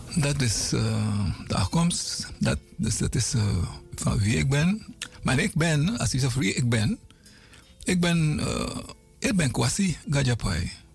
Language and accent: Dutch; Paramaribo, Paramaribo District, Suriname; van kleins af weet ik dat we op Zorg en Hoop woonde.